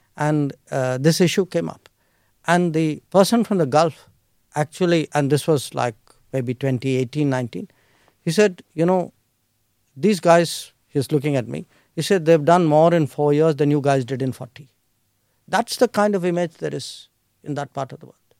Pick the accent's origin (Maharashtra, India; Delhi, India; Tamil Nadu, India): Delhi, India; I was born in Delhi. I grew up in Delhi.